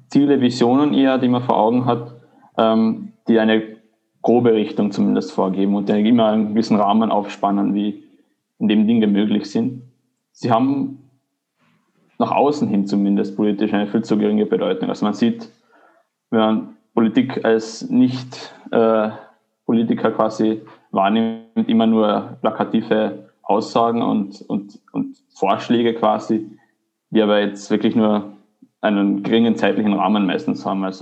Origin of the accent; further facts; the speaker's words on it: Carinthia, Austria; born there; now in Vienna, Austria; Ich lebe jetzt seit etwa zwei Jahren in Wien, bin ursprünglich gebürtiger Kärntner